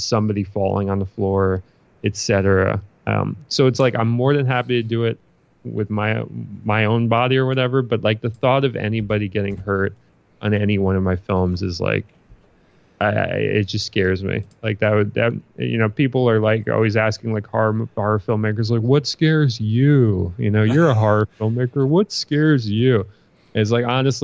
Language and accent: English; New York City, New York, United States; I'm a Brooklyn kid. Like I'm from Brooklyn, New York, and that's what I know